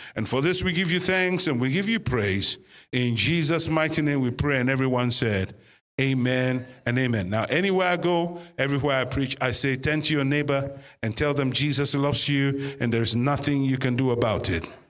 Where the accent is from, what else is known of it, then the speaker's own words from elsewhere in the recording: Ghana; now in United Kingdom; we are obviously originally from Ghana. Uh, West Africa